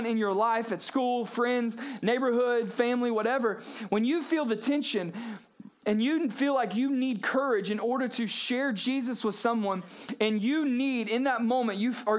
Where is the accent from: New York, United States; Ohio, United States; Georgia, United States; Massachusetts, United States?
Georgia, United States; South; I grew up in South Georgia, Brooks County Middle School